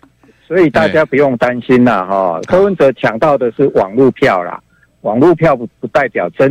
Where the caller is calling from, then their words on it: Chiayi, Taiwan; 我嘉义